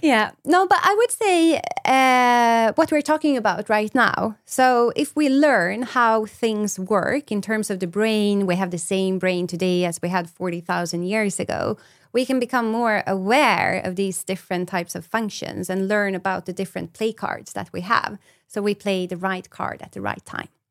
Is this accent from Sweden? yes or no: yes; Sweden; I'm from Sweden